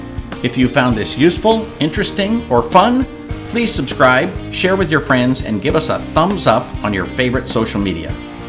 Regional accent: North Dakota, United States; since I grew up in North Dakota

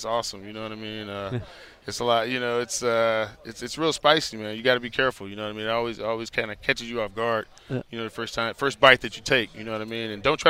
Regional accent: Dallas, Texas, United States; also born or lived in Miami; No, I didn't. Actually, I grew up in Dallas and in Miami.

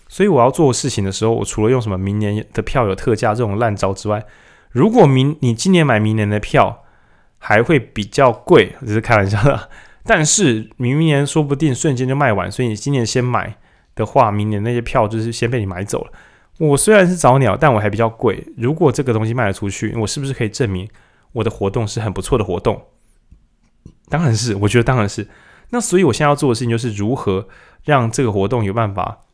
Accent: Lukang, Changhua County, Taiwan; 我从鹿港来

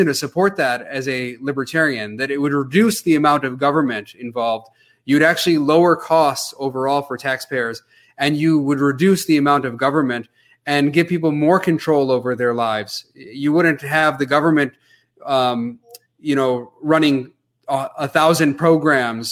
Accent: Grand Rapids, Michigan, United States; I was born in Grand Rapids, Michigan here. So I feel fortunate to have been born here

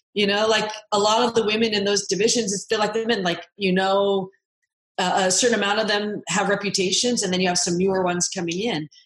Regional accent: Seattle, Washington, United States; I grew up in Seattle

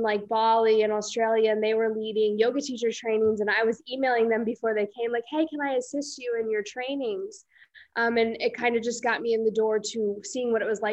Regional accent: Iowa, United States; moved away as an adult; also born or lived in Colorado; I was born and raised in Iowa

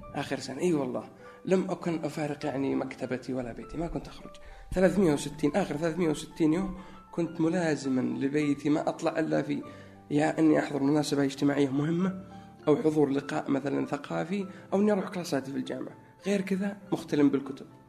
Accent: Najran, Najran Province, Saudi Arabia; moved away as an adult; also born or lived in Egypt / Chicago, United States / New York, United States; now in Riyadh, Saudi Arabia; في نجران اكيد لانها موطني و يعني المكان اللي ترعرعت فيه منذ الطفوله

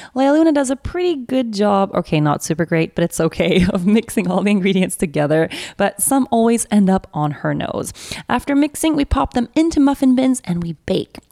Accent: Sweden; accent: Swedish; my Swedish accent came out

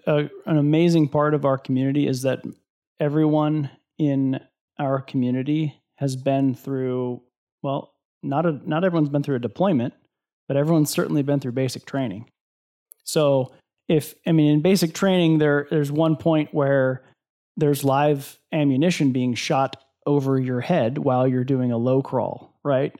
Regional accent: Iowa, United States; born or raised there

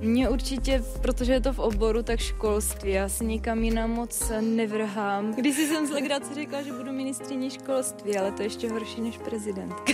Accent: Olomouc, Olomouc Region, Czechia; Jsem sice z Olomouce a učím na gymnáziu Jana Opletala, to je litovelské gymnázium

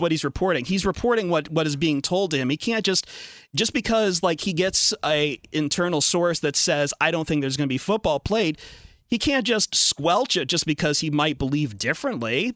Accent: Toledo, Ohio, United States; I grew up in Toledo and University of Toledo, Bowling Green State University

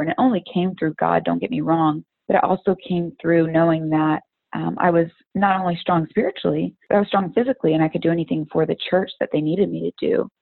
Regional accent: Tampa, Florida, United States; I am from Tampa, Florida

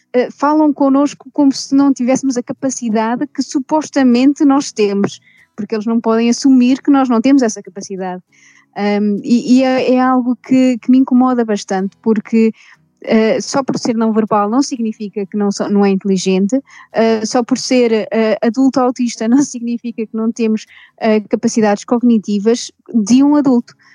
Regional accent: Portugal; now in United Kingdom; sou portuguesa, mas vivo no Reino Unido

